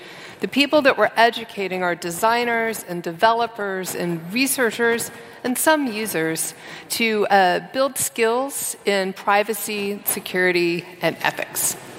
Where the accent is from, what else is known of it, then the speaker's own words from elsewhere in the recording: San Francisco, California, United States; So I'm from San Francisco and spent 20 years working in tech in San Francisco and in Silicon Valley